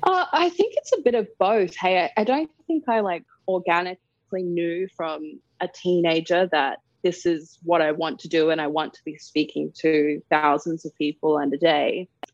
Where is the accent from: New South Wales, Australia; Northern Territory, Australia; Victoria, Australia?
Northern Territory, Australia; Darwin; moved away; also born or lived in England; I grew up in Darwin. Uh, that's where, I'm from